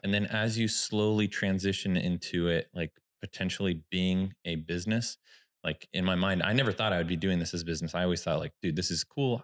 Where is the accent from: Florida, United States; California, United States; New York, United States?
California, United States; Sacramento; I'm from Sacramento, this is where I was born.